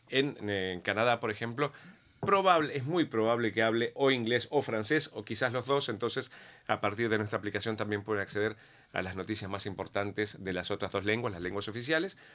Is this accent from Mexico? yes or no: no; Argentina; O sea, eh, yo soy argentino, no lo conocía